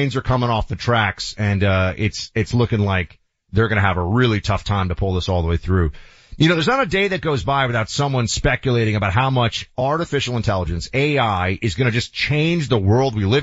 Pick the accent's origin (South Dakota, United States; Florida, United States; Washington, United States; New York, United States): New York, United States; as a New Yorker